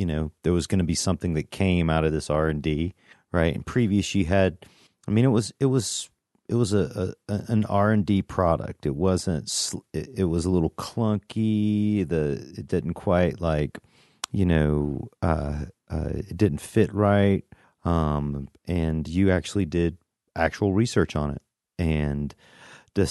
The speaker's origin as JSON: {"language": "English", "region": "Georgia", "country": "United States", "said": "I'm from the South, too, from Georgia"}